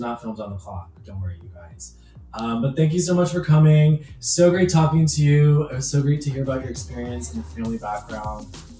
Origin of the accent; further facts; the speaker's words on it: New Jersey, United States; I mean, I grew up in Jersey. So it's like Italian Central.